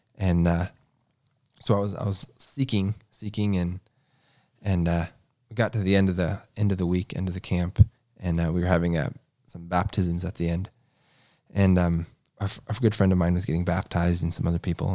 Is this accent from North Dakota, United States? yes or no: no; Kentucky, United States; I was born in Kentucky, the oldest of eight.